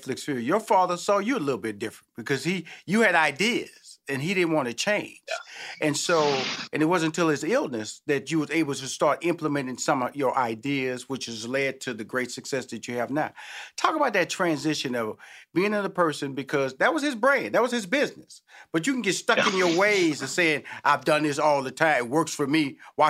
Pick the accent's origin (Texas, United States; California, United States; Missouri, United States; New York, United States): Texas, United States; Houston; You know, it's barbecue, then there's fixings because I'm from Houston, Texas. I know about them fixings.